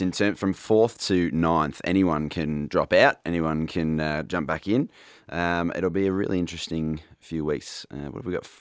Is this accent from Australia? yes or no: yes; Australia; as an Aussie